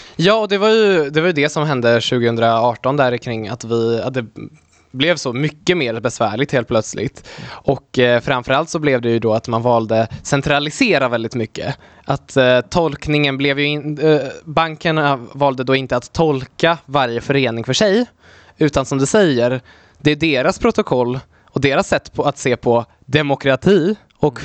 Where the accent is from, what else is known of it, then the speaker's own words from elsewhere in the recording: Delsbo, Gävleborg County, Sweden; also born or lived in Poland; jag är då uppvuxen i Hälsingland, eh, i Delsbo